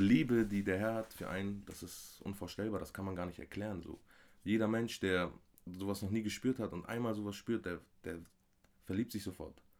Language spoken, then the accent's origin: German; Armenia; moved away; also born or lived in Bremerhaven, Germany; das Land, wo ich herkomme, Armenien, ist sehr gläubig